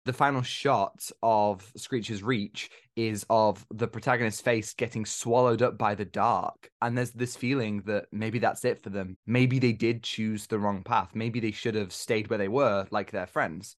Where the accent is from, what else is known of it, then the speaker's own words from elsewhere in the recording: United Kingdom; as Brits ourselves, as we are literally from United Kingdom